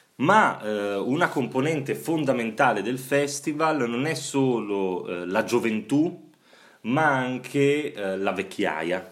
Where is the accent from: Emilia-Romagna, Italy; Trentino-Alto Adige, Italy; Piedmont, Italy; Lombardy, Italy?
Emilia-Romagna, Italy; Bologna; io che sono bolognese